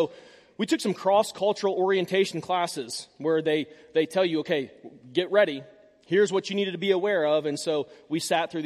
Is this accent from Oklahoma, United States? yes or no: yes; Tulsa, Oklahoma, United States; I'm from Tulsa. My parents are from Tulsa. I was born at the St. Francis Hospital, Pink Hospital.